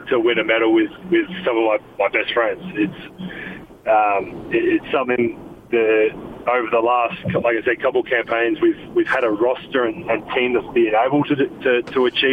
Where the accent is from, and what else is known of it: Adelaide, South Australia, Australia; born or raised there; moved away